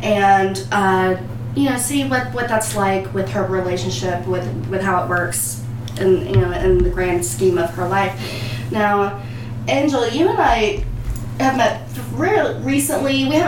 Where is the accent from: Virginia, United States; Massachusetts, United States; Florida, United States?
Virginia, United States; Well, of course, and I'm from Virginia, so I'm like two up, two down.